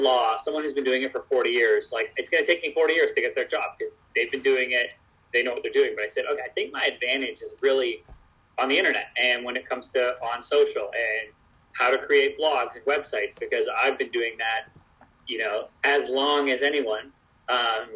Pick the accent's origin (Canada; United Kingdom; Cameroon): Canada; Vancouver, British Columbia; also born or lived in Toronto / Florida; now in Los Angeles, United States; I'm from Vancouver originally